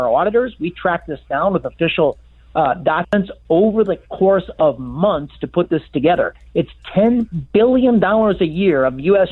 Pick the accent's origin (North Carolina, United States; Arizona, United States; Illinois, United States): Illinois, United States; I'm from Illinois